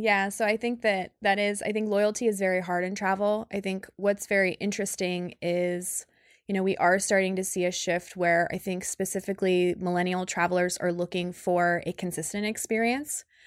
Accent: Northeast Ohio, United States; moved away as an adult; also born or lived in Sydney, Australia / San Francisco; I grew up in Northeast Ohio

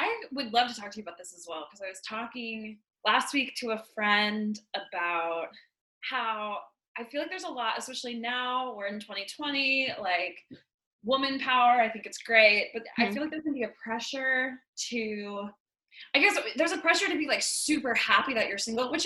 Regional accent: Boston, Massachusetts, United States; moved away as an adult; also born or lived in Los Angeles, United States; now in Philadelphia, United States; I grew up in Boston, Massachusetts

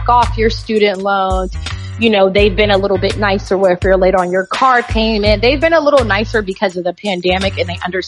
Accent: San Diego, California, United States; now in Florida, United States; I grew up in San Diego.

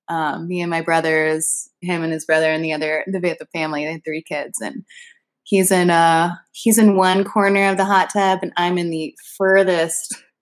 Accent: Clear Lake, Texas, United States; I was from Clear Lake, so close by.

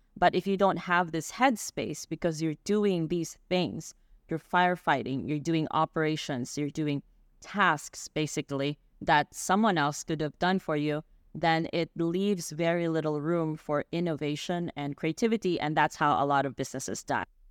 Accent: Philippines; I grew up in the Philippines

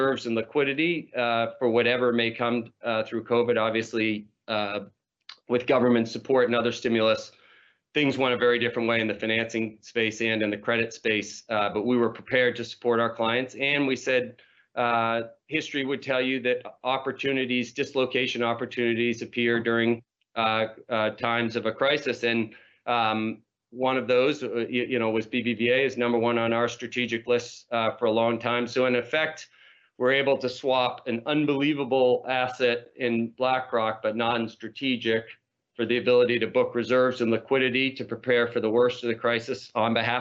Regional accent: New England, United States; I grew up in New England

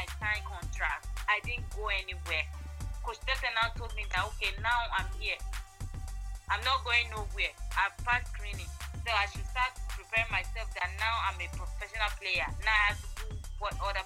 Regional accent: Benue, Nigeria; I'm Tiv. I'm from Benese.

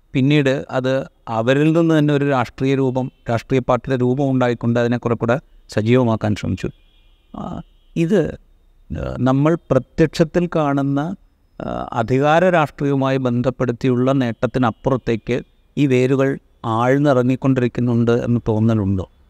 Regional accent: Kerala, India; moved away as an adult; also born or lived in Delhi; കേരളത്തിൽ ജനിച്ച് വളർന്ന ഒരാളാണ് ഞാൻ

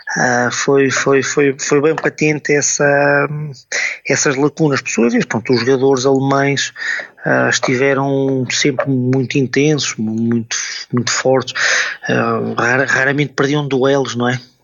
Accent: Portugal; nós como portugueses

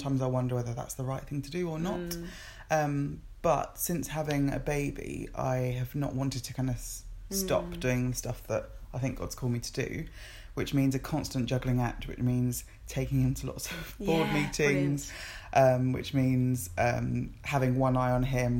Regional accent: England, United Kingdom; also born or lived in Nigeria / Kent; I was born in Nigeria and moved to England when I was four

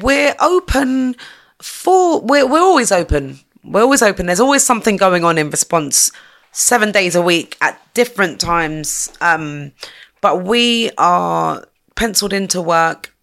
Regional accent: London, United Kingdom; I'm from North Kensington and I've seen lots of different changes up there.

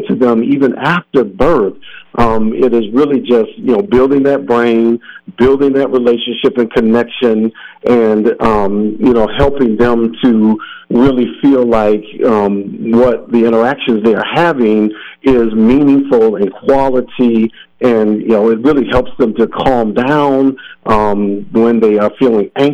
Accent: Minneapolis, Minnesota, United States; I was born and raised here in Minneapolis in south on the south side

